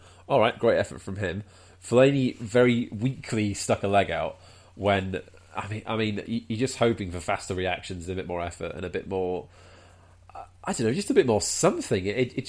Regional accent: Wales, United Kingdom; I'm Welsh

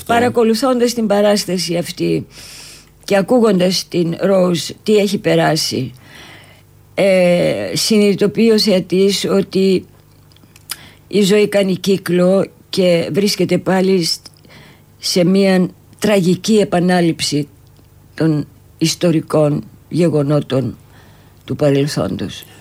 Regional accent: Athens, Attica, Greece; moved away as an adult; now in Cyprus; ήρθα πάλι στην ε, Αθήνα που ουσιαστικά είναι ο γενέθλιος τόπος μου ε. εδώ γεννήθηκα και μάλιστα στη Νέα Σμύρνη

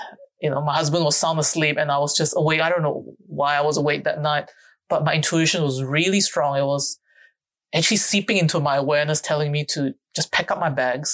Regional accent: Singapore; also born or lived in Jakarta, Indonesia; now in Australia; I grew up in Singapore.

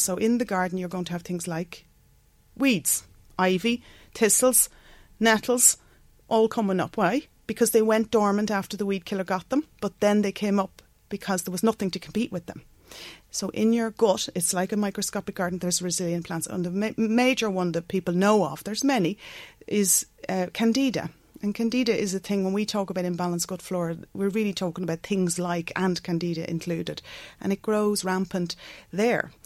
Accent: Bective, Leinster, Ireland; also born or lived in London; I grew up just outside Navan uh, in Bective and uh, went to school in Mercy Convent.

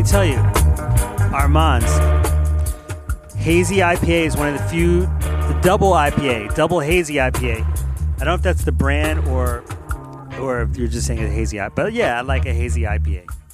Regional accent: Philadelphia, Pennsylvania, United States; out of Philadelphia, my hometown

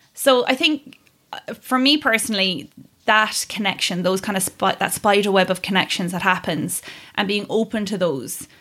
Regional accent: Kerry, Munster, Ireland; I grew up in Kerry

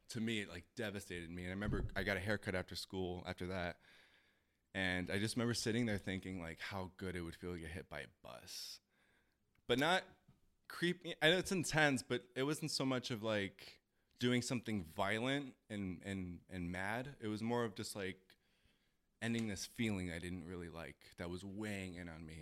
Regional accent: Chicago, Illinois, United States; moved away as an adult; I am born and raised in Chicago

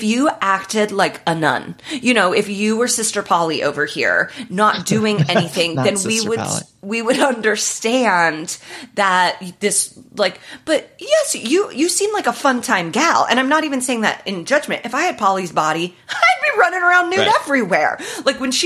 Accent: Indiana, United States; also born or lived in Midwest; now in Los Angeles, United States; I'm from Indiana

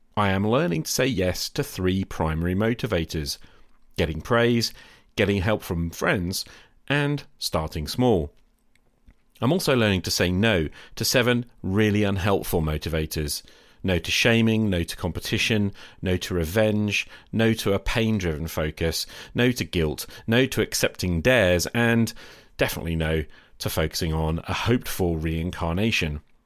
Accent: England, United Kingdom; I'm English

